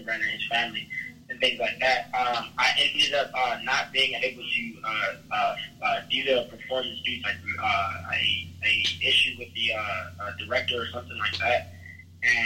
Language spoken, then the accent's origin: English; Chicago, Illinois, United States; I was raised around these places. I'm from South Side Chicago